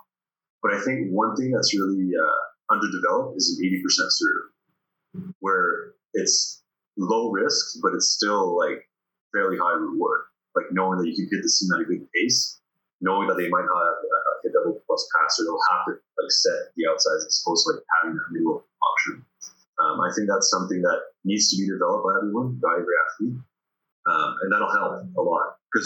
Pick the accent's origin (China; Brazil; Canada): Canada; Sherbrooke, Quebec; moved away; also born or lived in Paris, France; when I came back to the Sherbrooke around when I was 11